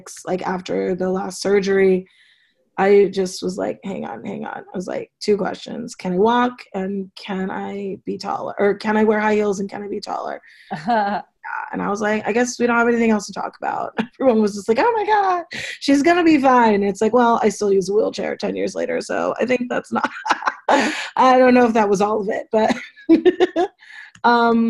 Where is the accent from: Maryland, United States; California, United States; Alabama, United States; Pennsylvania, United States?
California, United States; Los Angeles; I grew up in Los Angeles